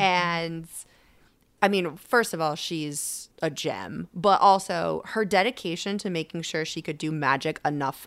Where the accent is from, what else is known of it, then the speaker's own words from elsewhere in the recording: Connecticut, United States; moved away as an adult; also born or lived in Boston / Las Vegas; now in Los Angeles, United States; I'm from Connecticut, and I was living in Boston when I went full-time, and then moved out to Vegas, and then eventually Los Angeles.